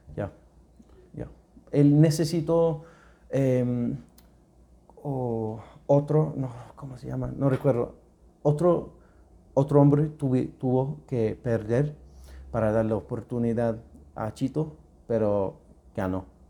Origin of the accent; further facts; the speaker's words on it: United Kingdom; Spanish is a second language; moved away as an adult; also born or lived in Thailand / Spain; now in Ecuador; soy británico, una mezcla de inglés y escocés